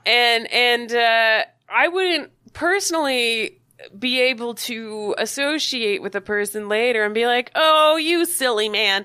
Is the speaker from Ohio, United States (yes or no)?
no; Maui, Hawaii, United States; moved away; growing up on Maui